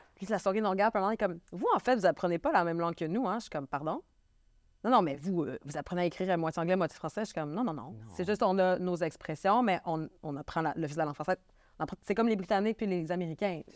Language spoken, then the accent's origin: French; Quebec, Canada; accent: Québécois; je suis québécoise. Je sais que je suis une femme keb qui arrive avec un accent